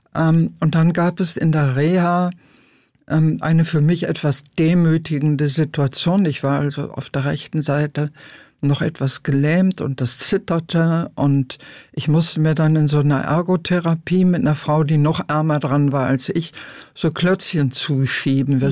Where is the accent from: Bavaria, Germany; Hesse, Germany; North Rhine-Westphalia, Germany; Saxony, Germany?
North Rhine-Westphalia, Germany; Lüdenscheid; now in Berlin, Germany; in meiner Heimatstadt Lüdenscheid